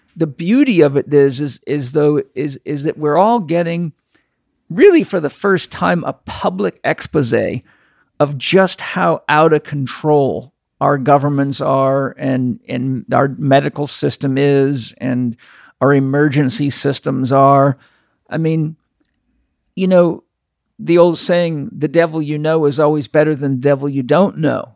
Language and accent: English; Canada; moved away; I grew up in Canada.